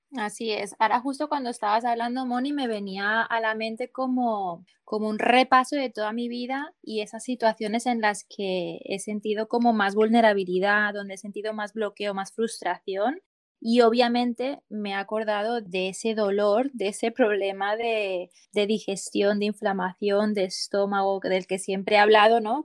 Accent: Barcelona, Catalonia, Spain; coach de bienestar y soy de Barcelona, España

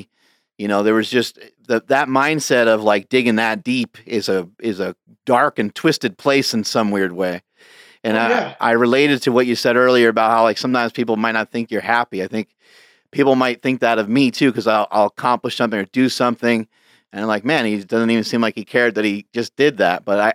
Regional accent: New York, United States; I grew up in New York

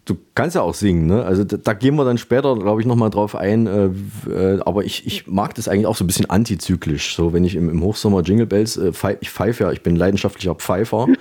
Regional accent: Saalfeld, Thuringia, Germany; moved away; nach Saalfeld in meine Heimatstadt

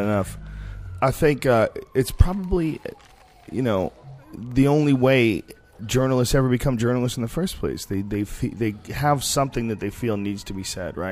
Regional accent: United States; We're American

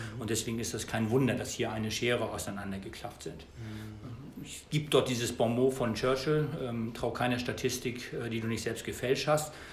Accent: Germany; meine persönliche Situation im Zusammenhang mit Brexit als Deutscher

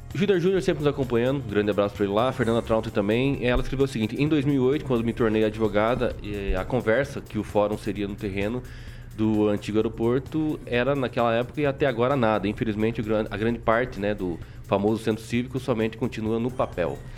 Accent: Paraná, Brazil; como paranaense

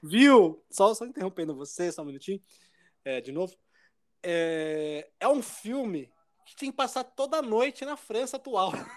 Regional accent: Jundiaí, São Paulo, Brazil; Jundiaí, cidade, né, de onde eu nasci

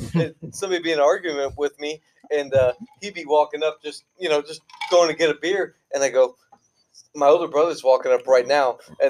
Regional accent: Oldsmar, Florida, United States; I grew up in Oldsmar my whole life.

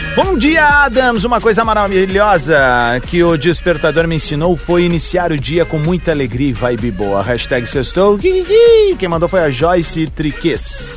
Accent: Viamão, Rio Grande do Sul, Brazil; uma parte muito bonita da minha infância em Viamão

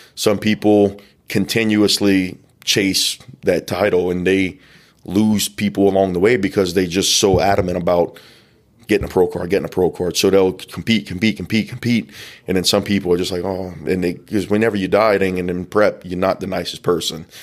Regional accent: the South, United States; we're from the South. We love crawfish

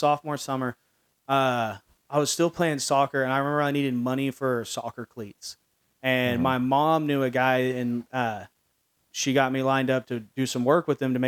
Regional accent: Midlothian, Texas, United States; now in Dallas, United States; I grew up in Midlothian, which at the time was like a more rural community.

